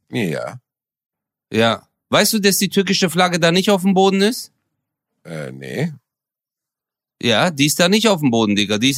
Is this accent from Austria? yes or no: no; Turkey; now in Germany; Ich habe auch meine Identität hier. Und ich, sogar als Türke, als Moslem, sage